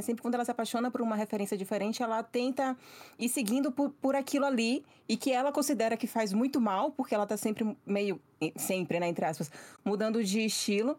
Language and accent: Portuguese; Northeast Brazil, Brazil; eu sou do Nordeste, mas acho que como eu sou muito capital